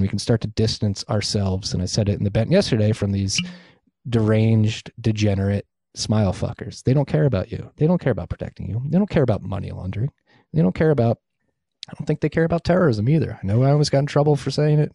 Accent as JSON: {"language": "English", "country": "United States", "said": "as an American"}